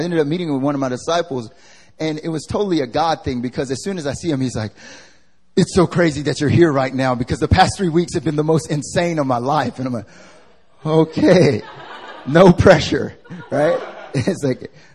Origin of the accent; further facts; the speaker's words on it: the South, United States; now in Seoul, South Korea; I'm from the South